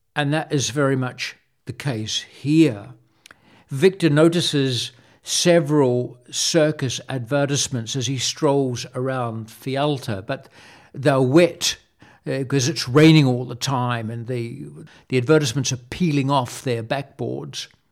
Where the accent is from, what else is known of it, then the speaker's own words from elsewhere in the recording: Wellington, New Zealand; moved away as an adult; also born or lived in France; my dad would take us to see the circus in Wellington, my hometown